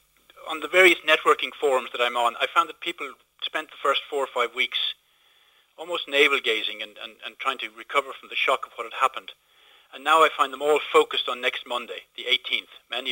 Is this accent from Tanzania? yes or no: no; Moone, County Kildare, Ireland; In a little village called Moon, County Kildare.